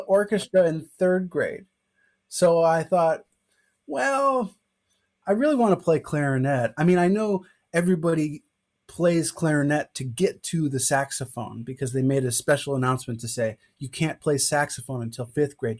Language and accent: English; Evanston, Illinois, United States; I'm from Evanston, Illinois